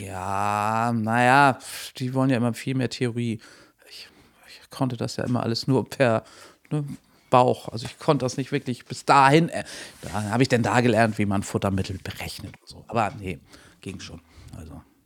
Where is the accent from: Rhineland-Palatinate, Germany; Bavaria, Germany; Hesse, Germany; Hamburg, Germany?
Hamburg, Germany; moved away as an adult; also born or lived in Lower Saxony, near Lauenburg; ich bin ursprünglich Hamburgerin